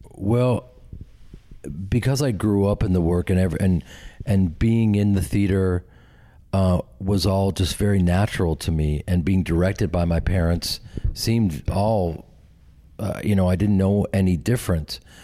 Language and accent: English; Chicago, Illinois, United States; moved away; I grew up with them in Chicago and started a theater company